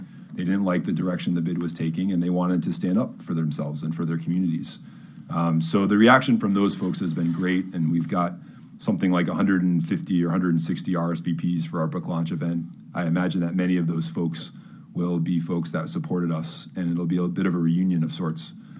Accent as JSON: {"language": "English", "town": "Brookline", "region": "Massachusetts", "country": "United States", "tie": "born or raised there", "said": "I grew up in Brookline Village"}